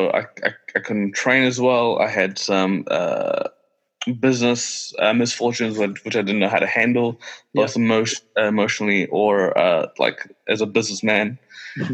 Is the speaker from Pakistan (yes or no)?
yes; Pakistan; now in Wellington, New Zealand; when I was born in Pakistan, and throughout growing up